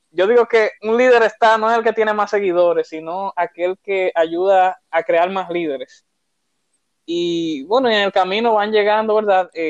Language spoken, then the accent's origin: Spanish; Santo Domingo, Distrito Nacional, Dominican Republic; vengo desde Santo Domingo, República Dominicana, o sea que soy tu compatriota.